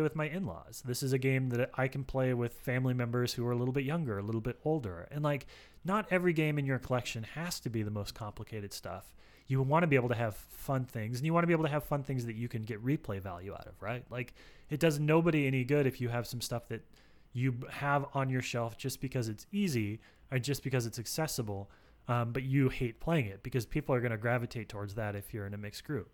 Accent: Alaska, United States; I'm from Alaska

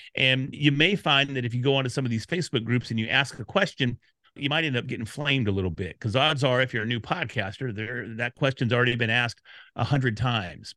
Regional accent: Dallas, Texas, United States; I'm from Dallas

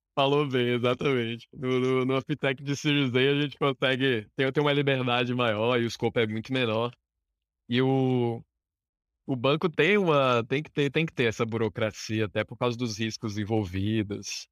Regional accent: Brasília, Federal District, Brazil; sou de Brasília, nascido e criado aqui em Brasília, capital federal

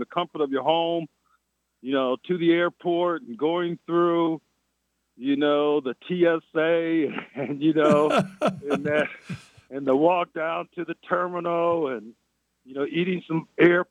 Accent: Flint, Michigan, United States; moved away; also born or lived in New Hampshire; I'm from Flint. I played in some cold games in high school

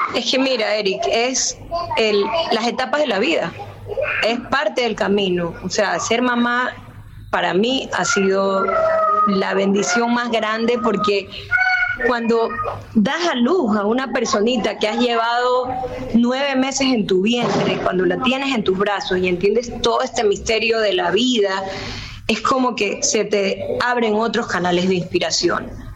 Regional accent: Guayaquil, Guayas, Ecuador; yo nací en Guayaquil

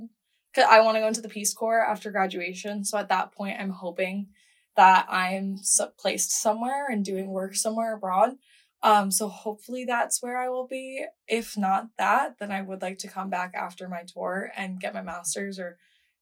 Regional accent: Rhode Island, United States; moved away as an adult; now in Washington, D.C., United States; I'm from Rhode Island, so super small state

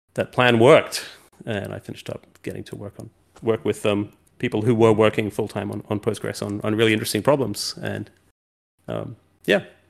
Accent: New Zealand; moved away as an adult; also born or lived in London; we moved from London, where I'd been for a long time, uh, uh, back to New Zealand, where I'm from

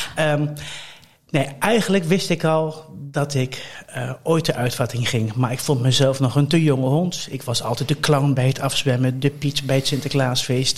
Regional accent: Colmschate, Overijssel, Netherlands; Ik ben opgegroeid in Kolmsgaat. Dat is een, dat is een dorp bij Deventer

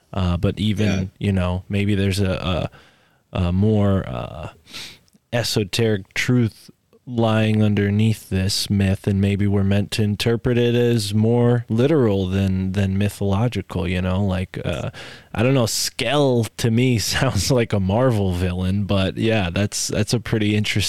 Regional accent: East Coast, United States; I'm from the East Coast.

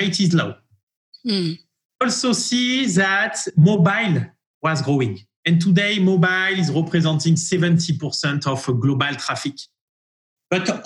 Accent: France; accent: French; English is a second language; moved away as an adult; also born or lived in Marseille / Paris; now in New York, United States; My accent is a very beautiful and charming French accent. I grew up in France, and I moved from Paris to New York in 2017 to launch our US activities

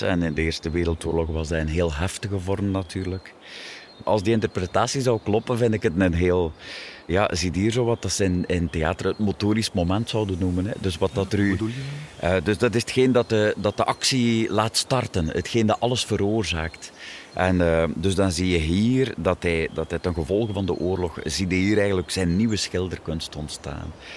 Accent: Wervik, Flanders, Belgium; We zijn een deelgemeente van Wervik.

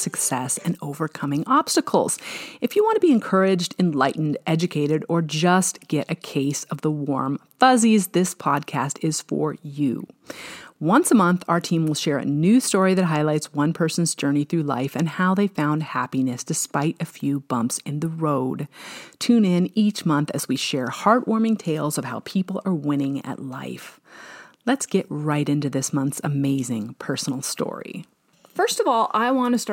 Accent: Pacific Northwest, United States; now in California, United States; I grew up in the Pacific Northwest

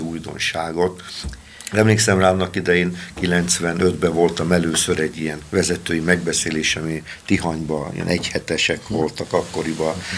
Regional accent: Balassagyarmat, Nógrád, Hungary; én gyarmati származású vagyok, ismer mindenki, főleg a romák

